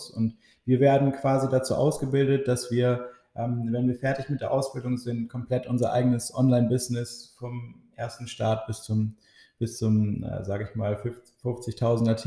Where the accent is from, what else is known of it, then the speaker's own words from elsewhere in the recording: Oldenburg, Lower Saxony, Germany; ich bin 23 Jahre alt, bin auch gebürtiger Oldenburger und wohne auch zurzeit in Oldenburg.